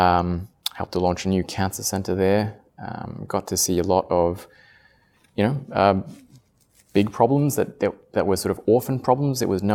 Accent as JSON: {"language": "English", "town": "Paris", "region": "Île-de-France", "country": "France", "tie": "born or raised there", "also_born_or_lived": "Australia", "second_language": "English", "said": "I'm half Italian, half Australian, but I grew up in France. Spent 18 years in Paris and then did my undergrad in Australia."}